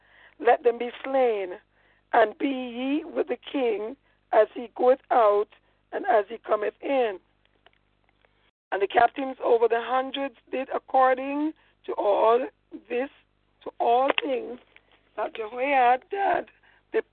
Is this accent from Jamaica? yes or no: yes; Jamaica; I'm a Jamaican, man. I mean, I am.